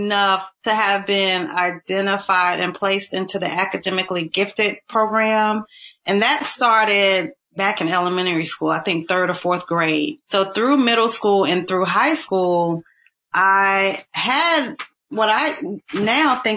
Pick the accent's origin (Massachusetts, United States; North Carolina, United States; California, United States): North Carolina, United States; Burlington; I grew up in Burlington, North Carolina